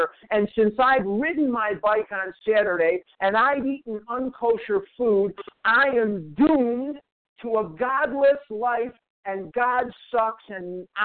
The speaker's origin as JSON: {"language": "English", "town": "Chicago", "region": "Illinois", "country": "United States", "moved": "yes", "lives_now": "Arizona, United States", "said": "I'm from Chicago."}